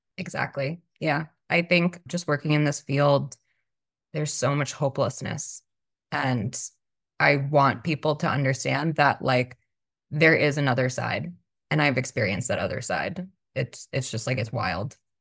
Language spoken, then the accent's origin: English; Long Island, New York, United States; now in Austin, United States; I currently live in Austin, Texas. I'm originally from Long Island, New York